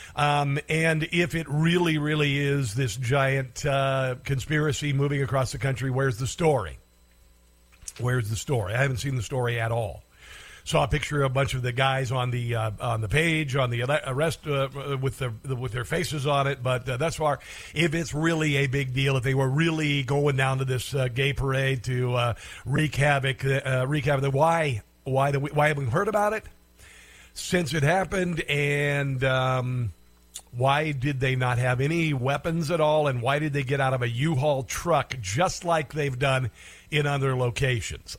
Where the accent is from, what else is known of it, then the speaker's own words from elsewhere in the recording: Iowa, United States; my home state of, of Iowa